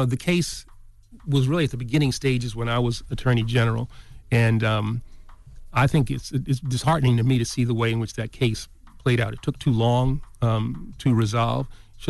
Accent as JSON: {"language": "English", "town": "East Elmhurst", "region": "New York", "country": "United States", "said": "I'm from East Elmhurst."}